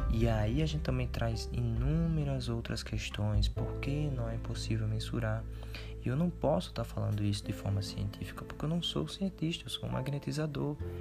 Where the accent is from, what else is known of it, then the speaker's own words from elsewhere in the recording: Paraíba, Brazil; eu sou da Paraíba